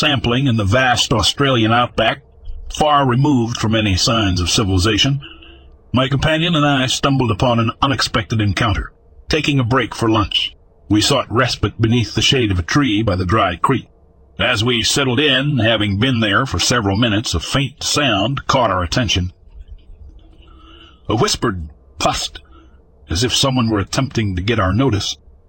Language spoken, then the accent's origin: English; the South, United States; As you can tell, I'm from the South.